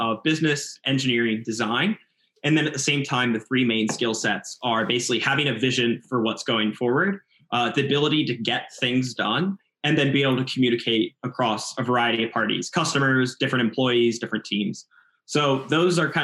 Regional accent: outside Philadelphia, Pennsylvania, United States; I'm from outside Philadelphia

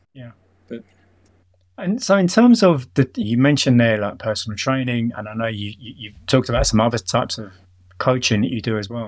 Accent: London, United Kingdom; accent: London; moved away as an adult; my London accent

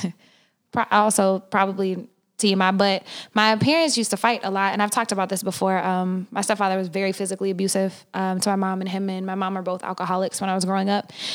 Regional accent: Oklahoma, United States; now in California, United States; I'm from Oklahoma

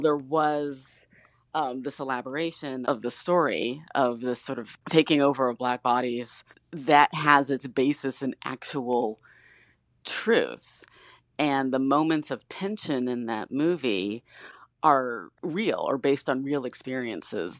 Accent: Detroit, Michigan, United States; I grew up in Detroit

